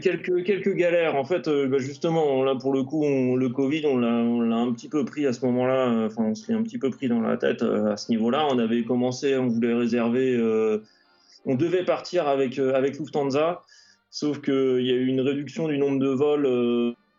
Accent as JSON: {"language": "French", "region": "Île-de-France", "country": "France", "tie": "born or raised there", "said": "j'ai grandi en Ile-de-France"}